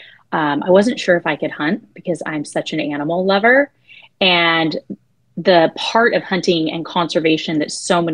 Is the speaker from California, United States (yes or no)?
yes; Adin, California, United States; I was born and raised in Aden, California. We have 400 people in my hometown